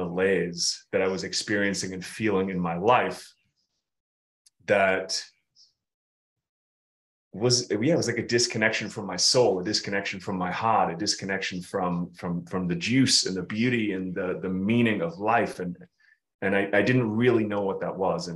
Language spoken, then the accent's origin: English; United Kingdom; we're both British